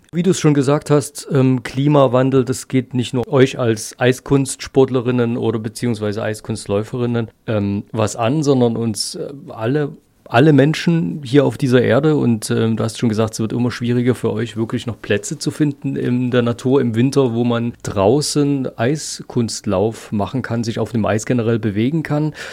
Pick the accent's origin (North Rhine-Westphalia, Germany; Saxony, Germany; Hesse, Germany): Saxony, Germany; bei uns in Sachsen